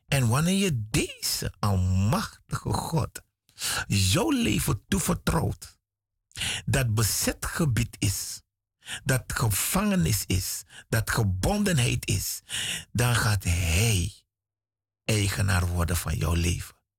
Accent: Suriname; Ik ben een Surinamer

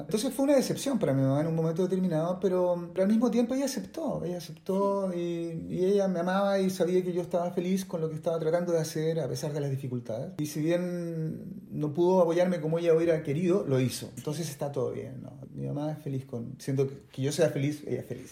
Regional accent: Santiago, Santiago Metropolitan Region, Chile; moved away as an adult; Toda, toda mi, mi adolescencia y parte de mi niñez en Chile

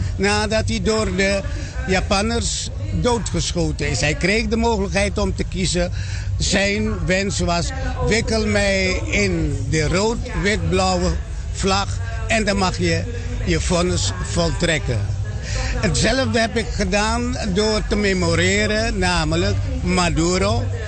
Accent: Suriname; als kind van Suriname

